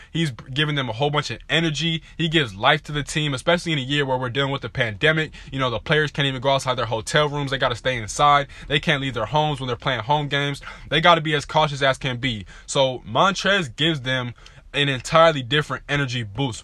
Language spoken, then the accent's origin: English; Southern California, United States; I'm from Southern California